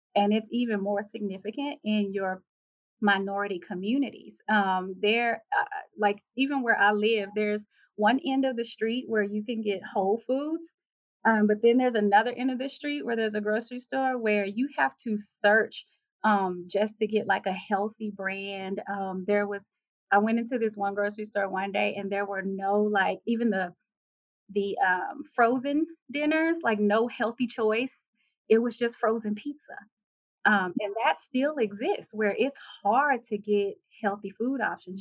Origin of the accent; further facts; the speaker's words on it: Texas, United States; moved away; also born or lived in Hawaii; I'm from Texas.